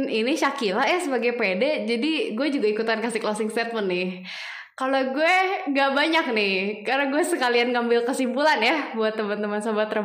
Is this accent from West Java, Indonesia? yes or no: yes; Bandung, West Java, Indonesia; nggak tahu jujur saya orang Bandung Sunda ya mas ya